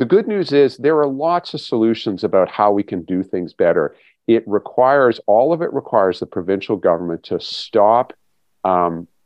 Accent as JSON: {"language": "English", "town": "Waterloo", "region": "Ontario", "country": "Canada", "tie": "born or raised there", "moved": "yes", "said": "Waterloo's my hometown, so I get back there fairly regularly"}